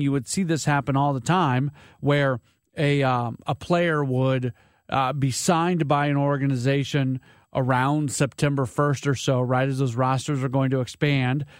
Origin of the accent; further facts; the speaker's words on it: St. Louis, Missouri, United States; moved away as an adult; I grew up in St. Louis, but I've been away for 20 years.